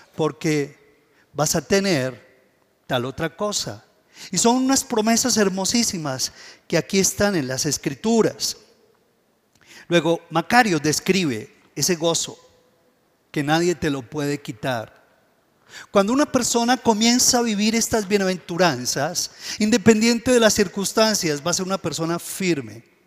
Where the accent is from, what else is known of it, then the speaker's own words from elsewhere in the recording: Colombia; nosotros, como colombianos